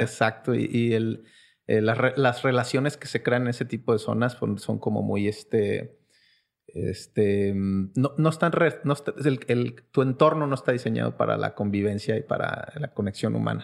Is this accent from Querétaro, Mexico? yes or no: yes; Querétaro, Mexico; also born or lived in Mexico City; yo nací en Ciudad de México, nací en Iztapalapa, donde son …, este, pero crecí en la ciudad de Querétaro